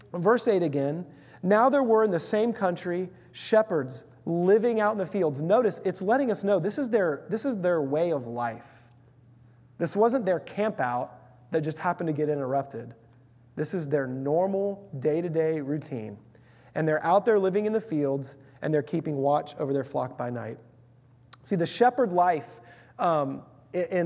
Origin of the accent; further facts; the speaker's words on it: Houston, Texas, United States; When I was growing up in Houston, Texas, for a few years in elementary school